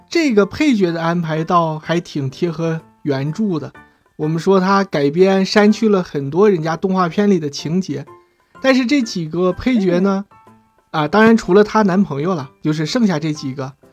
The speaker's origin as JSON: {"language": "Chinese", "country": "China", "said": "我们中国人"}